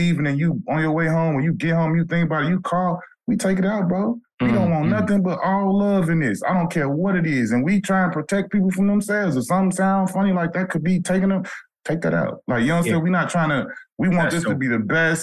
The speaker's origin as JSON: {"language": "English", "town": "Chicago", "region": "Illinois", "country": "United States", "said": "I'm from Chicago."}